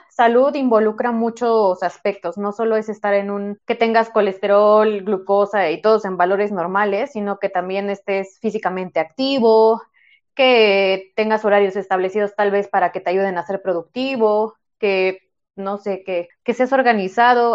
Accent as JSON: {"language": "Spanish", "country": "Mexico", "said": "en México tenemos la idea de y festejamos todo con comida y es normal, es nuestra cultura. O sea, así somos los mexicanos."}